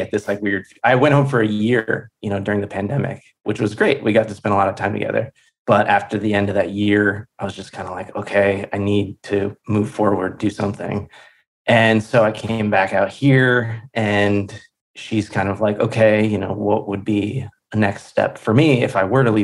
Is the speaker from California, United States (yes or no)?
no; Philadelphia, Pennsylvania, United States; moved away as an adult; now in Los Angeles, United States; I'm from Pennsylvania. I'm from Philly.